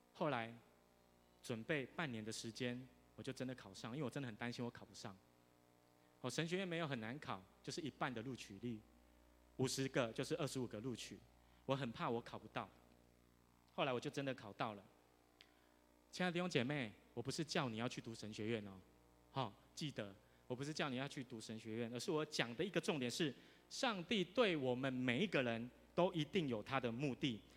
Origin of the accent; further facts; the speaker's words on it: Tainan, Taiwan; first language Mandarin; 我虽然住在台南，可是我从小都中，都讲华语